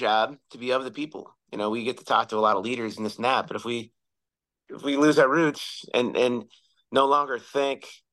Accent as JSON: {"language": "English", "town": "Chicago", "region": "Illinois", "country": "United States", "tie": "born or raised there", "said": "I grew up on Rush Street"}